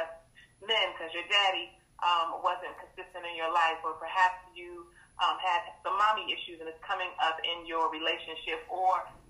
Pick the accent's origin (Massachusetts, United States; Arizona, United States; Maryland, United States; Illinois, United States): Maryland, United States; Fort Washington; I was born in D.C., but raised in Fort Washington, Maryland